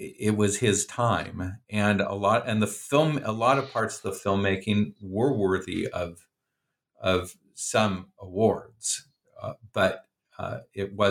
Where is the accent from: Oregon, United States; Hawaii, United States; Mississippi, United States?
Oregon, United States; I'm from Oregon